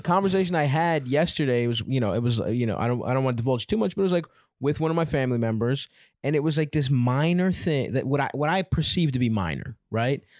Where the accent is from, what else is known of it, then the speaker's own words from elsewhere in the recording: Baltimore, Maryland, United States; I grew up in Baltimore